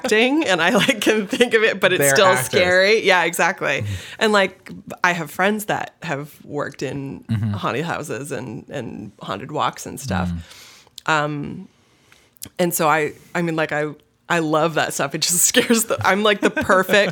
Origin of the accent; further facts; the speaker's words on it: Brentwood, New Hampshire, United States; Growing up in Brentwood, New Hampshire, it's like there are no sidewalks